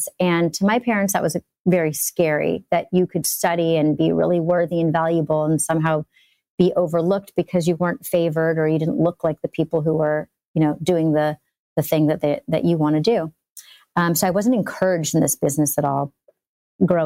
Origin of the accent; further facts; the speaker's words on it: Los Angeles, California, United States; I grew up in Encino